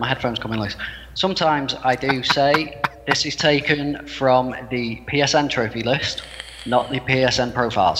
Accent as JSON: {"language": "English", "country": "United Kingdom", "said": "I'm British."}